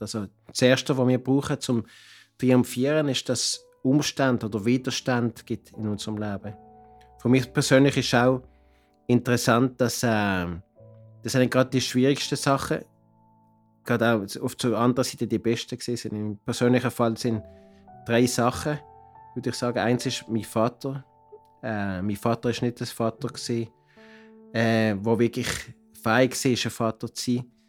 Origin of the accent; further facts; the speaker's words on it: Basel, Basel-Stadt, Switzerland; moved away as an adult; now in Cartagena, Colombia; ich komme aus Basel und lebe und arbeite seit 30 Jahren mit einer Mission in Cartagena, Kolumbien